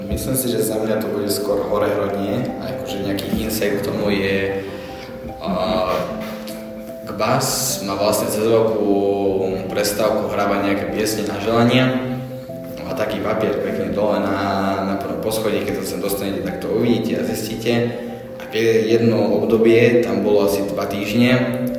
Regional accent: a village near Púchov, Trenčín Region, Slovakia; moved away; som z dediny, blízko Puchova

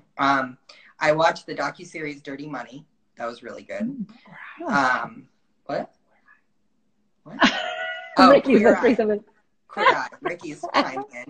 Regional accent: New Jersey, United States; I was born here in New Jersey, and, you know, it's always going to be home

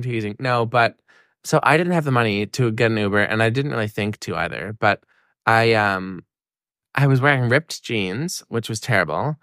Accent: Miramichi, New Brunswick, Canada; moved away as an adult; now in Halifax, Canada; my hometown, like, Sarah and I's hometown, Miramichi

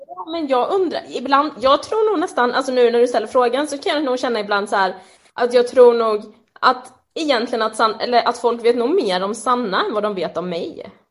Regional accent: Jönköping, Jönköping County, Sweden; moved away as an adult; also born or lived in Örebro; now in Stockholm, Sweden; jag kom vuxit upp i Jönköping och där bodde jag ju på heltid fram tills jag var eh, typ 20

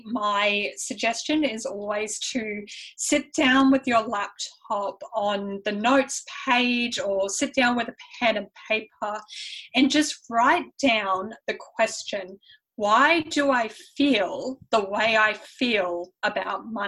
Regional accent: Brisbane, Queensland, Australia; accent: Australian mixed with European; born in Australia, just have a European parent

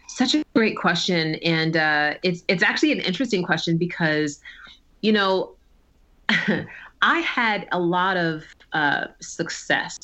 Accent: New Jersey, United States; I was born in the summer of 1982 in New Jersey

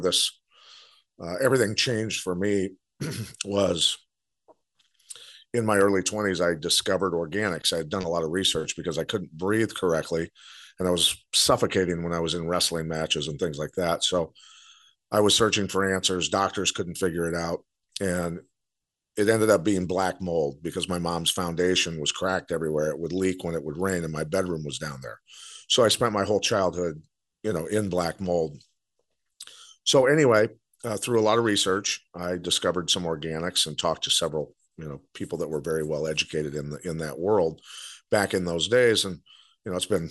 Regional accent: Bettendorf, Iowa, United States; I'm from Bettendorf, Iowa

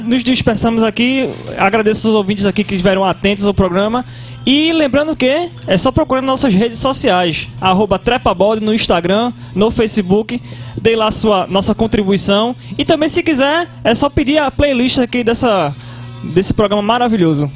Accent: Brazil; a gente é brasileiro

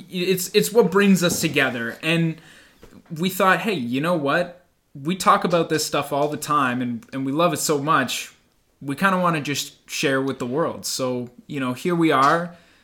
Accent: Canada; this is Hamilton and Waterloo, Ontario. We're Canadian, and we're proud of it

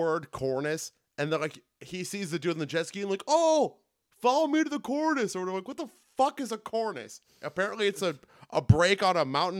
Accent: Indiana, United States; We grew up in Indiana

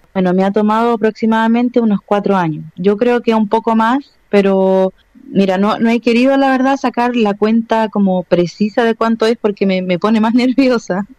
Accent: Chile; yo soy una persona chilena también y la gente le cuesta mucho entender que soy chilena

